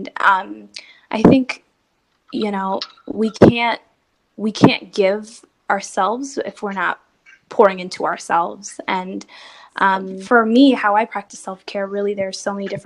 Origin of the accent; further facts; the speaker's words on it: Portland, Oregon, United States; I live in Portland, Oregon, and I'm in product marketing at a healthcare company. Um, yeah, born and raised in Portland.